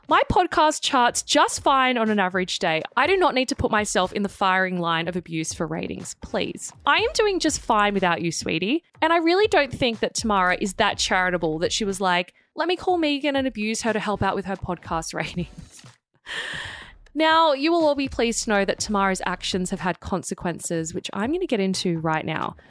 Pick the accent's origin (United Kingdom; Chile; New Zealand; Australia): Australia; Sydney, New South Wales; I grew up in Maroubra